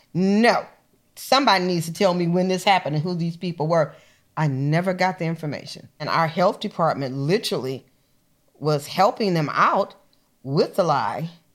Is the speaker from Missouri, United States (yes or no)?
yes; Missouri, United States; moved away; I was born in Missouri, so you gotta show me